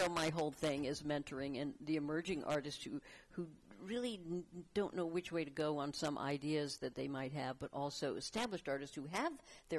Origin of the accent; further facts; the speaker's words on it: Fort Lauderdale, Florida, United States; moved away; I'm from Fort Lauderdale, Florida